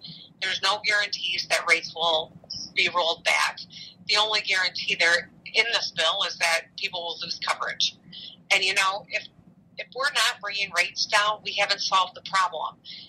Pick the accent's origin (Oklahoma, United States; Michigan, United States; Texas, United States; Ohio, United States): Michigan, United States; Grand Rapids; I grew up in Grand Rapids